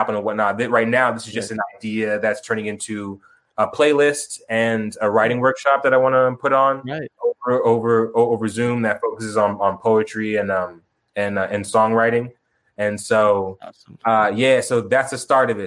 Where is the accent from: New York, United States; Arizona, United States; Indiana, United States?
Arizona, United States; Tucson; also born or lived in Chicago, Illinois; I was born and raised in Chicago, but Tucson, but I grew up in Tucson